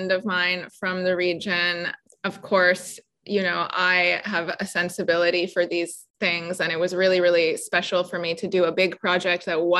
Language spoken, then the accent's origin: English; Vancouver, British Columbia, Canada; moved away as an adult; also born or lived in Abruzzo, Italy; now in United States; We're Italian South African, and we grew up in Vancouver in British Columbia in Canada